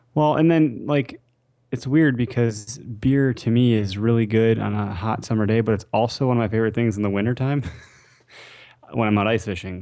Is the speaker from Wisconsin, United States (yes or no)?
yes; Wisconsin, United States; we are from Wisconsin